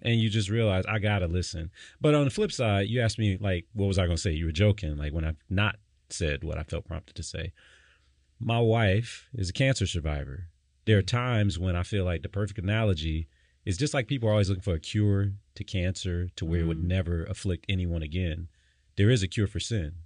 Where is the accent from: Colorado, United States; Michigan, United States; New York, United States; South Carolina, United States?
Michigan, United States; Detroit; I grew up in Detroit